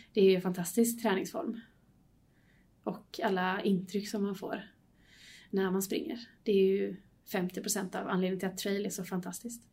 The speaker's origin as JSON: {"language": "Swedish", "town": "Varberg", "region": "Halland County", "country": "Sweden", "moved": "yes", "lives_now": "Gothenburg, Sweden", "said": "jag kommer från början från, eh, Varberg"}